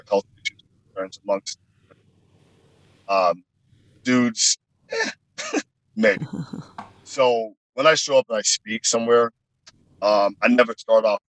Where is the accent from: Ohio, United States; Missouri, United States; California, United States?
Ohio, United States; Dayton; as a young man growing up in Ohio in Dayton